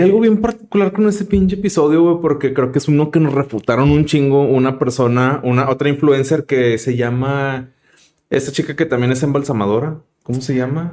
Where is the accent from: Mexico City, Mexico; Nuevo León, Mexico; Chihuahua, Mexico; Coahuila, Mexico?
Nuevo León, Mexico; Monterrey; somos regios